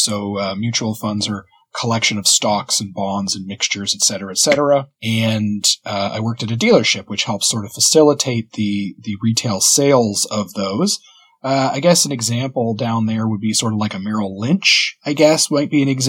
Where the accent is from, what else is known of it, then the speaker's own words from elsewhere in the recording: East Coast of Canada, Atlantic Canada, Canada; moved away as an adult; originally, I'm from the East Coast of Canada, and it's a much laid-back sort of lifestyle, very family-oriented